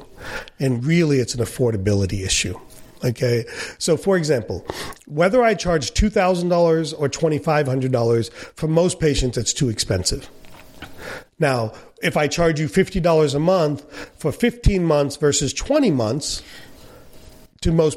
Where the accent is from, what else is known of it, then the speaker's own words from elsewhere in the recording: India; as an Indian